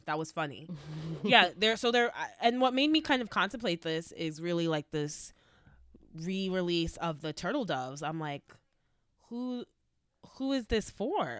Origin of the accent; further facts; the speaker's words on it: New York City, New York, United States; I was from New York